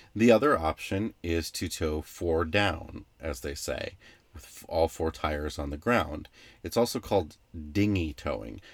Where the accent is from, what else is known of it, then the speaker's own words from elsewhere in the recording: northwestern Illinois, United States; I grew up water skiing and boating on the Mississippi in an area called the Quad Cities, which is in northwestern Illinois